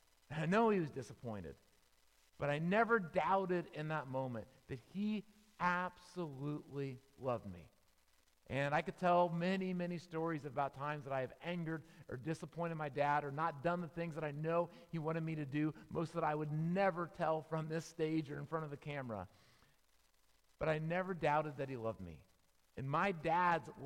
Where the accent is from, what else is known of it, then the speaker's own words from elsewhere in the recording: Tampa, Florida, United States; I grew up in Tampa, Florida